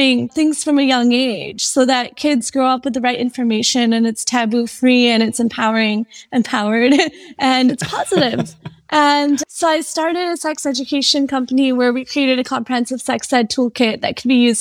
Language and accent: English; Michigan, United States; I grew up in Michigan, went to U of M